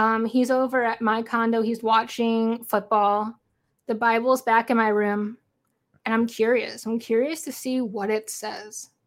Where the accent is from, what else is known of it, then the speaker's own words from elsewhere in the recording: St. Louis, Missouri, United States; I'm from Saint Louis